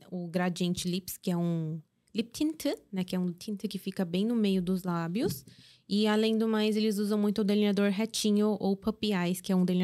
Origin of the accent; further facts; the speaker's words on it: South Korea; Aqui sim, nós somos coreanos e a gente consegue assistir.